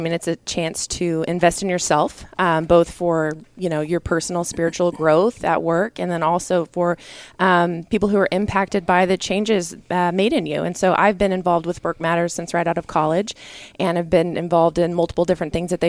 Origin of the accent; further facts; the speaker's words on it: Bentonville, Arkansas, United States; I'm from Bentonville, Arkansas.